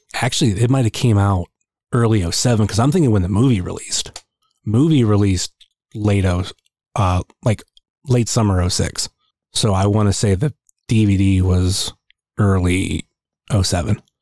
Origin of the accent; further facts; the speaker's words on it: Northeast Ohio, United States; I'm from Northeast Ohio.